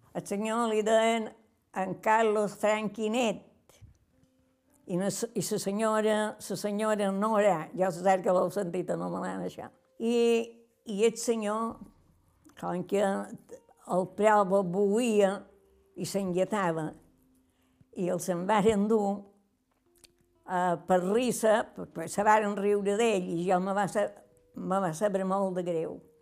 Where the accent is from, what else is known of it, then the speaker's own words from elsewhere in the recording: Calonge, Balearic Islands, Spain; som de Calonja